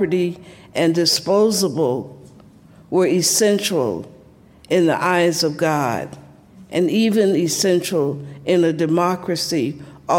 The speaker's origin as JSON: {"language": "English", "town": "Columbus", "region": "Georgia", "country": "United States", "tie": "born or raised there", "said": "I grew up in the South."}